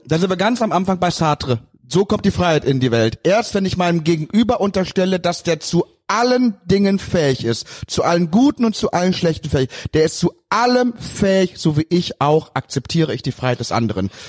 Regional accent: Cologne, North Rhine-Westphalia, Germany; bin Kölner

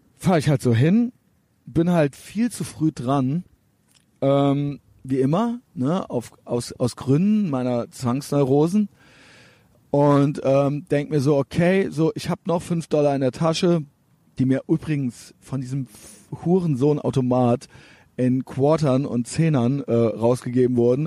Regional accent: Germany; Ich bin aus Deutschland

